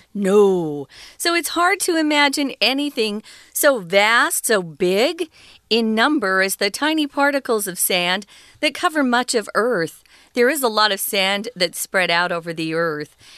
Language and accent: English; Arizona, United States; born or raised there